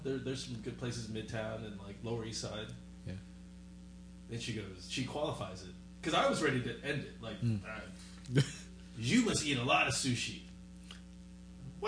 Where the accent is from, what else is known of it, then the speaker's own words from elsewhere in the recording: Vietnam; moved away; I'm from Vietnam